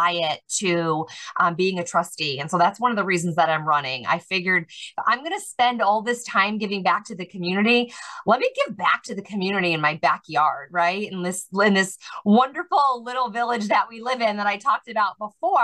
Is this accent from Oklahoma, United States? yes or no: no; Worcester, Massachusetts, United States; moved away as an adult; now in Liverpool, United States; I was born and raised in Worcester, Massachusetts